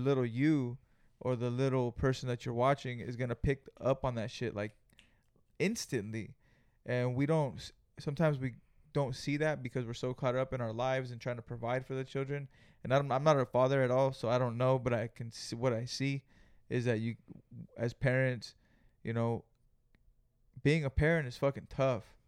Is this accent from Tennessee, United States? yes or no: no; Greenfield, California, United States; we're from Greenfield, California